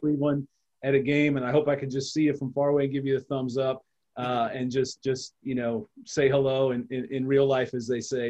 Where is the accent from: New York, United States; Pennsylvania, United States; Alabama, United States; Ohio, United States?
Ohio, United States; Cleveland; I, watched the Browns because I grew up in Cleveland.